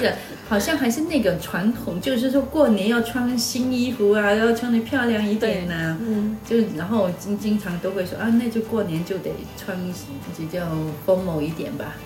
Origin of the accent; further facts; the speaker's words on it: Shantou, Guangdong, China; 那当然是我家乡了，汕头市。那大概是比较休闲的一个城市